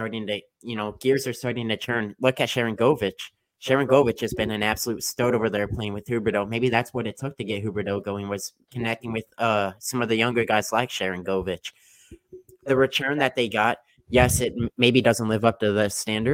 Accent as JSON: {"language": "English", "town": "St. Louis", "region": "Missouri", "country": "United States", "said": "we're both from St. Louis"}